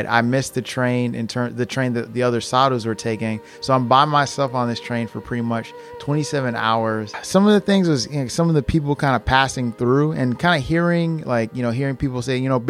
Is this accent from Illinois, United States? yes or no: yes; Matteson, Illinois, United States; I'm from Matteson, Illinois